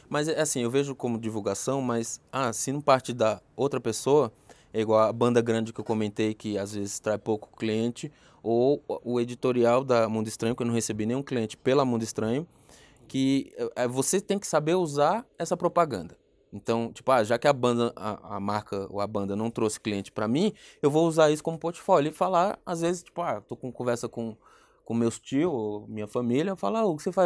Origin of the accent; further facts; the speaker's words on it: Caruaru, Pernambuco, Brazil; moved away as an adult; now in São Paulo, Brazil; Eu vim para São Paulo, eu sou pernambucano